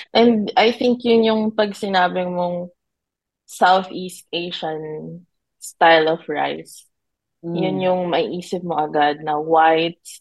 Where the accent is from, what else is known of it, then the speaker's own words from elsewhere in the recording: Quezon City, Metro Manila, Philippines; moved away as an adult; now in Australia; Um, originally from the Philippines, of course, born and raised in Quezon City. I've been here in Australia since 2016, working as a chef.